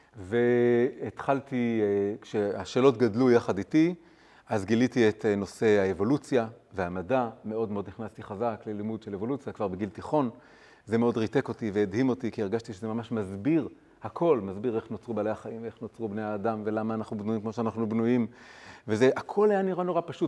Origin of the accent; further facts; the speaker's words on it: Tel Aviv, Tel Aviv District, Israel; moved away as an adult; also born or lived in Jerusalem / London; גדלתי פה בילדות המוקדמת, באזור, אה, כיכר עטרים, ליד באר, ברחוב הירקון